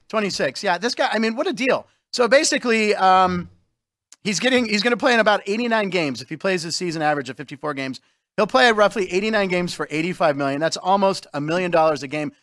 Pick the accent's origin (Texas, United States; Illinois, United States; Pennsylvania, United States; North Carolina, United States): Pennsylvania, United States; Pittsburgh; also born or lived in Los Angeles; I was born in Pittsburgh, but I lived in Los Angeles from ages, like, six to ten.